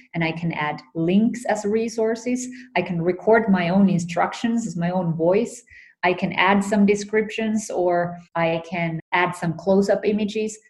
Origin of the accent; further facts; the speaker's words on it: Finland; moved away as an adult; also born or lived in United States; I was um, born and raised in Finland.